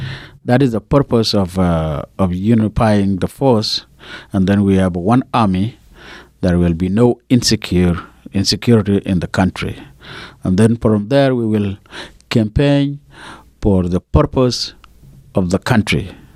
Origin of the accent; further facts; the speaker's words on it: Unity, South Sudan; So the oil comes from Afrinal region, where I come from. Also, my county, where I come from Lungshu County, it has oil, many oil well.